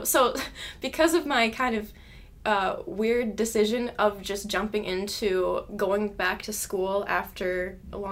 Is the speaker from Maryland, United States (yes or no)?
no; St. Paul, Minnesota, United States; now in Mankato, United States; I'm from the Twin Cities, specifically St. Paul.